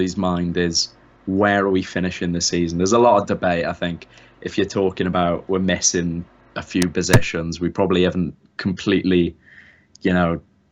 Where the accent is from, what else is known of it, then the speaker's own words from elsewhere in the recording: Swansea, Wales, United Kingdom; I am from Swansea.